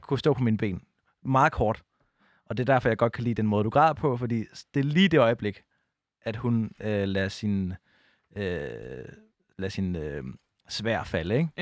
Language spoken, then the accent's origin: Danish; Odense, Southern Denmark, Denmark; moved away; jeg var bare ham fra Odense